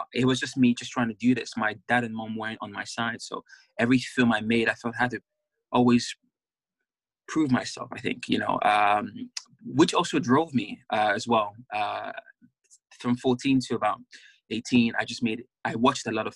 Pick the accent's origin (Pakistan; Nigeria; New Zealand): Nigeria; now in England; being a Nigerian man in England